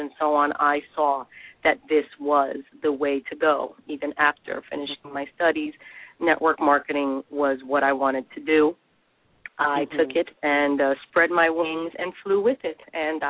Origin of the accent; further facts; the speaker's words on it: New York City, New York, United States; I was born in the Bronx, New York, and first generation